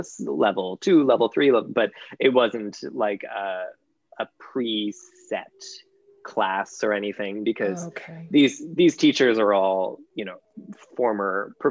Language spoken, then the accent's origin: English; Burlington, Ontario, Canada; moved away; I love Burlington. It's my hometown